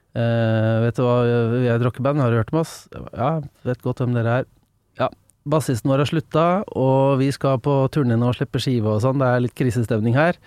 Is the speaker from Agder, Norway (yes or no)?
no; Engelsviken, Østfold, Norway; now in Drøbak, Norway; Jeg er fra Engelsviken, som er litt liten krok utafor Fredrikstad. Ja. Um, så jeg sier jo til folk som ikke er veldig godt kjent, så sier jeg er fra Fredrikstad, da. Men det er Engelsviken som er uh, kroken jeg vokste opp